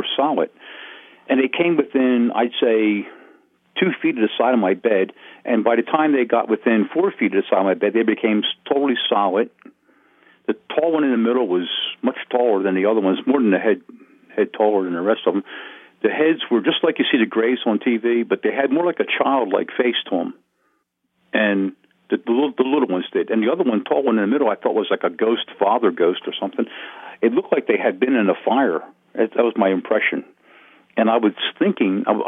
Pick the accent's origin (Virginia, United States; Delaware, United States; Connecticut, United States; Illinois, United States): Delaware, United States; Wilmington; born or raised there; also born or lived in Smyrna, Delaware